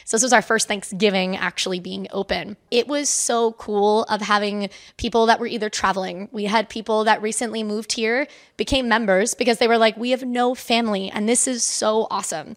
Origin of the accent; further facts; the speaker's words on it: Spring Hill, Florida, United States; moved away as an adult; also born or lived in Saint Petersburg, Florida; now in Norfolk, United States; I am originally from Florida. Um, I was born in Spring Hill, Brooksville area